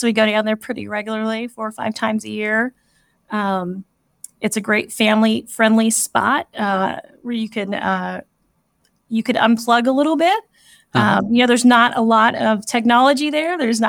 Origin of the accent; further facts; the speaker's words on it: California, United States; moved away as an adult; now in Kansas City, United States; So I grew up in the Bay Area of California